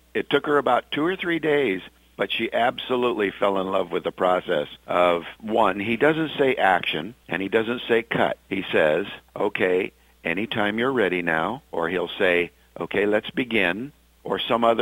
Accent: Bay Area, California, United States; having been both of us born and raised in the Bay Area

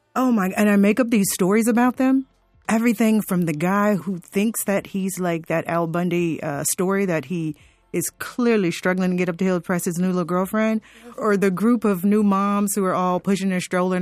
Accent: Fort Lauderdale, Florida, United States; growing up in Fort Lauderdale

